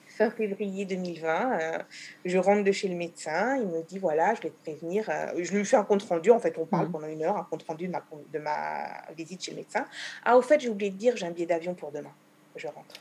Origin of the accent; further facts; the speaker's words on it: France; moved away as an adult; now in Israel; J'ai quitté la France pour Israël à l'âge de 26 ans